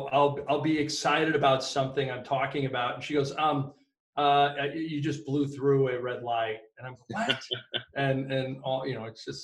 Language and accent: English; Northern California, United States; I grew up in Northern California.